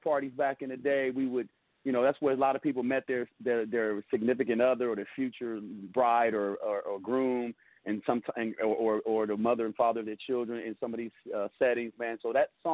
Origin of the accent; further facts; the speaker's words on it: Chicago, Illinois, United States; now in Sacramento, United States; I'm from Chicago originally, so growing up in the impoverished neighborhoods of South Side of Chicago